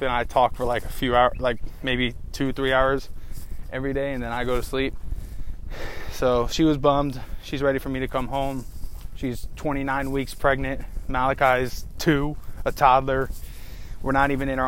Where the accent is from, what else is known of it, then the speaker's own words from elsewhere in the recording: United States; as an American